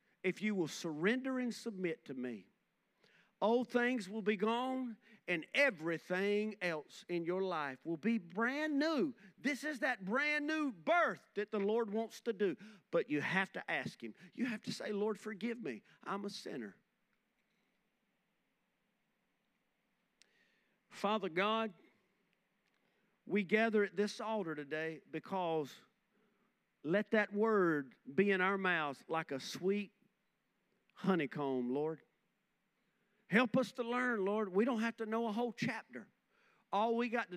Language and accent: English; Rockingham, North Carolina, United States; growing up in Boy Scouts. We used to, Rohan and Junior High in Rockingham